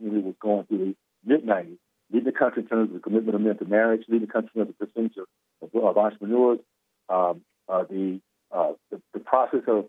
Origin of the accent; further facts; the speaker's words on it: Tallahassee, Florida, United States; I grew up in the Deep South, segregated KKK Tallahassee